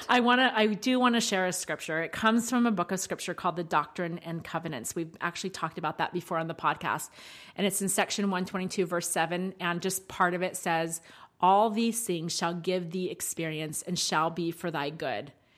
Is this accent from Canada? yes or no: no; United States; accents for us because we are American